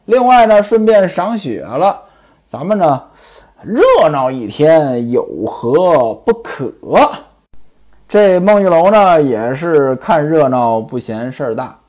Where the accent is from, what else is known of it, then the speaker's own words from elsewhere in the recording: Beijing-Tianjin area, China; 我老家呢，在这个京津一带